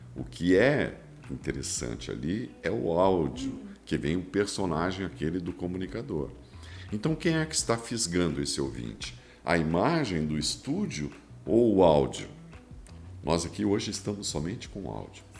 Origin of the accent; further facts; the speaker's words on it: Rio Grande do Sul, Brazil; Eu sou, sou gaúcho e sou bairrista